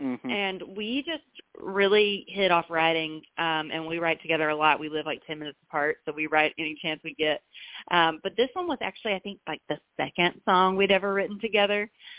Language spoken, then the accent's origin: English; North Carolina, United States; moved away; I have a North Carolina show in my hometown